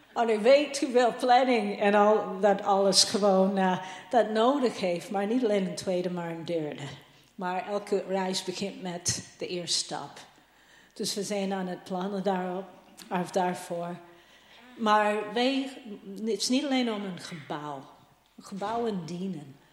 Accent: Canada; moved away; ik ben hem uit Canada

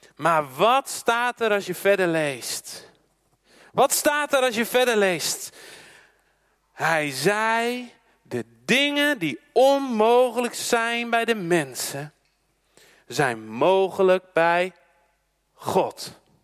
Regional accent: Netherlands; Als Nederlanders, we zijn een schaatsland

